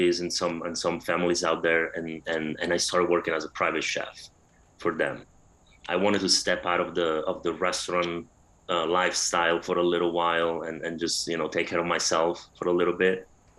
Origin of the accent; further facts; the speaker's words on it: Rome, Lazio, Italy; moved away; I grew up in Rome, spent a lot of time with my grandma.